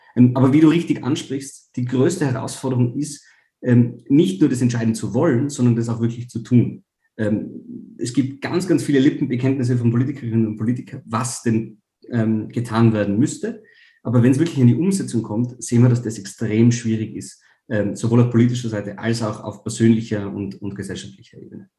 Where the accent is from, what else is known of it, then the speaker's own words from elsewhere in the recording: Tyrol, Austria; in meinem eigenen Bundesland, wo ich herkomme, in Tirol